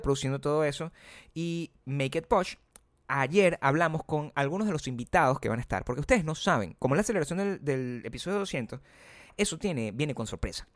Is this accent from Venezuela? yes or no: yes; Venezuela; moved away; en mi país, uno era venezolano